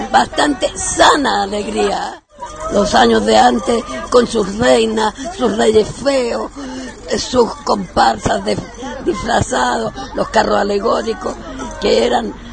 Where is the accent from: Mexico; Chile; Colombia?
Chile; Ñuñoa, Santiago Metropolitan Region; moved away as an adult; also born or lived in Macul; now in Villa Olímpica, Chile; Vivía yo en la comuna de Macul, que es ahora, que antes era Ñuñoa. Yo soy de Ñuñoa desde cuando no existía Macul ni ninguna de esas cosas bastante viejita.